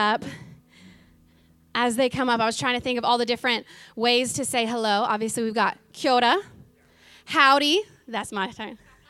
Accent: Oklahoma, United States; moved away as an adult; now in New Zealand; as an American growing up in Oklahoma, out in the boondocks

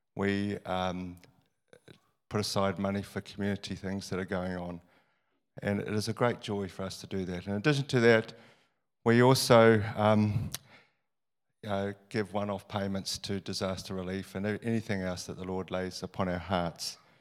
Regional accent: New Zealand; I was born in New Zealand and not in the slums of Calcutta

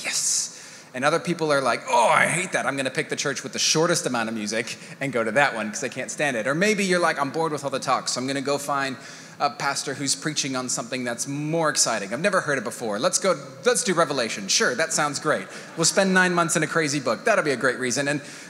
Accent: Mexico; I am a missionary kid. My dad, the way that they did church planting when I was a kid, I grew up in Mexico.

